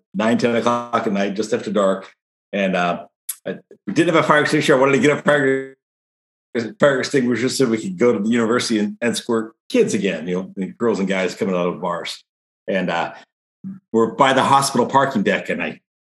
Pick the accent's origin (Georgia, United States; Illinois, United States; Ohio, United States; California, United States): Ohio, United States; Akron; I grew up in Akron, Ohio